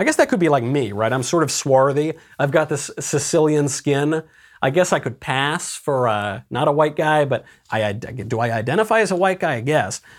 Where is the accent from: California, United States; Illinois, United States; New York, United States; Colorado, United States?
New York, United States; moved away; I'm a New Yorker originally